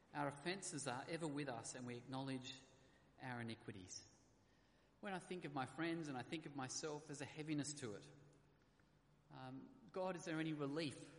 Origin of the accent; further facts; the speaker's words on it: Australia; being an Aussie